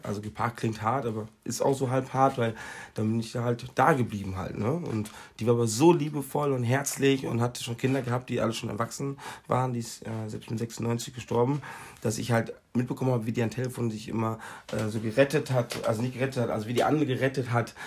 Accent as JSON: {"language": "German", "town": "Recklinghausen", "region": "North Rhine-Westphalia", "country": "Germany", "moved": "yes", "lives_now": "Mallorca, Spain", "said": "ich komme aus äh, Recklinghausen."}